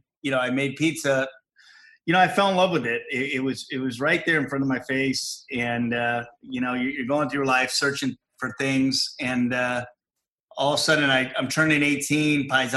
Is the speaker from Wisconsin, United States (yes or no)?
no; Fremont, California, United States; I grew up in Fremont